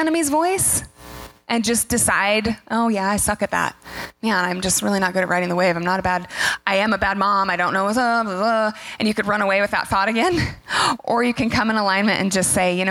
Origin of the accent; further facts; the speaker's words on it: the Northwest, Pacific Northwest, United States; We're from the Northwest.